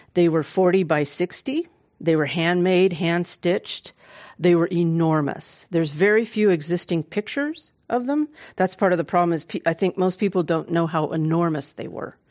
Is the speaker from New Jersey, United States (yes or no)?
no; Oakland, California, United States; I was born and raised in Oakland